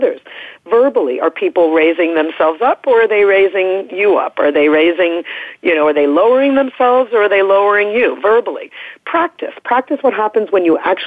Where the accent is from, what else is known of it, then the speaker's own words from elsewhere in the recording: New York, United States; moved away; also born or lived in Oregon; I'm from New York originally, and so I am socially conditioned for sort of higher status behavior in terms of the norm there. And when I moved out west to Oregon